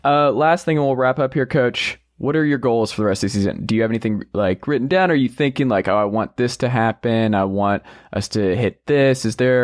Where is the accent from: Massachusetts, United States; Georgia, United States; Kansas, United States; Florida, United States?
Georgia, United States; I grew up in Georgia